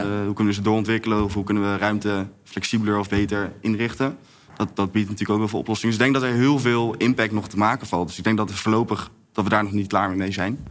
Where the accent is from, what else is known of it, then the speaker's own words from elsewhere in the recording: Bergen op Zoom, North Brabant, Netherlands; now in Amsterdam, Netherlands; ik ben geboren in Berg op Zoom